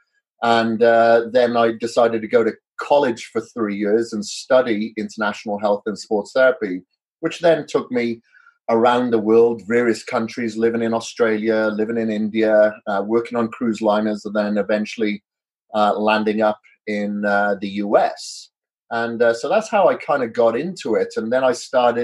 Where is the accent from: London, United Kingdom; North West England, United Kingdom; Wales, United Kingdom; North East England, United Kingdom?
Wales, United Kingdom; now in United States; I'm from Wales originally. Now I'm residing in the U.S.